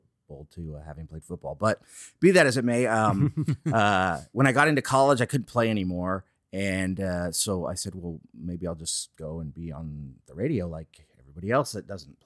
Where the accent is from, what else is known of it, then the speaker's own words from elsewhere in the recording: San Francisco, California, United States; I was born and raised in San Francisco